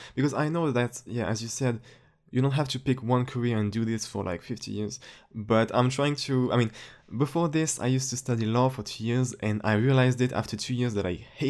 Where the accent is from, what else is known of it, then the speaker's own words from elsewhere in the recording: France; English is a second language; Actually, for a French person, my accent is almost perfect. Like, really. If you ever come to France, you'll know what I'm talking about.